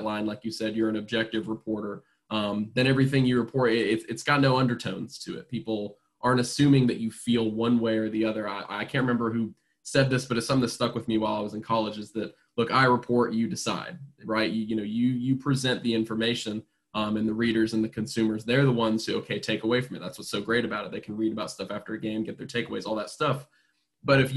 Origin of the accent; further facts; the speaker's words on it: Alabama, United States; also born or lived in Orlando, Florida / Huntsville, Alabama; so I actually grew up around Alabama. I grew up in Alabama.